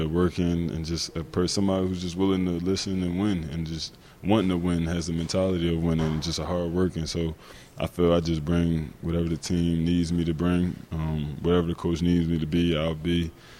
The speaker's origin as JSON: {"language": "English", "town": "Philadelphia", "region": "Pennsylvania", "country": "United States", "tie": "born or raised there", "moved": "as an adult", "lives_now": "Detroit, United States"}